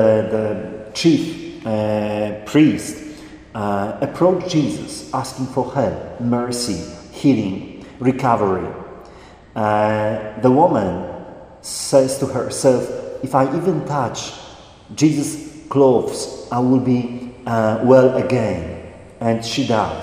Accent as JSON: {"language": "English", "country": "Poland", "tie": "born or raised there", "moved": "as an adult", "said": "as a priest going back to Poland, to my hometown."}